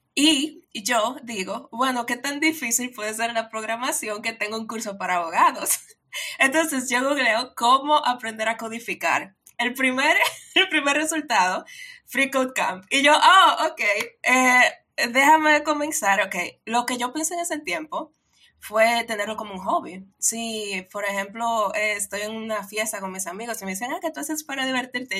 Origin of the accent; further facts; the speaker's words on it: Dominican Republic; yo soy de República Dominicana. República Dominicana es una islita en el Caribe